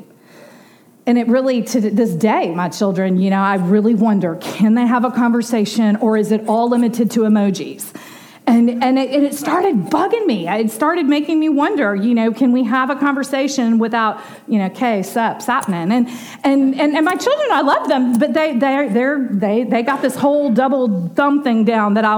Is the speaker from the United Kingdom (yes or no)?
no; Dallas, Texas, United States; the street that we grew up on Desco in Dallas